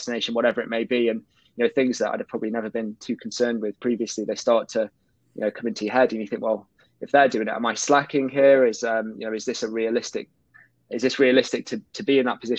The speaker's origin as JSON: {"language": "English", "town": "Colwyn Bay", "region": "Wales", "country": "United Kingdom", "tie": "born or raised there", "said": "I grew up in North Wales, in a small town called Colwyn Bay."}